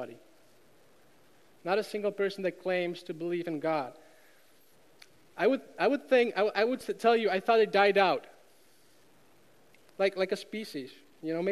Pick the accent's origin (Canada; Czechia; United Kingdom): Czechia; moved away as an adult; now in United States; I grew up in Czech Republic.